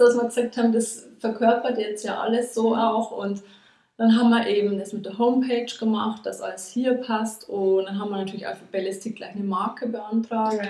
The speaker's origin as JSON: {"language": "German", "town": "Regensburg", "region": "Bavaria", "country": "Germany", "tie": "born or raised there", "also_born_or_lived": "Nuremberg", "said": "hierher nach Regensburg, also in meine alte Heimat zurückgekommen"}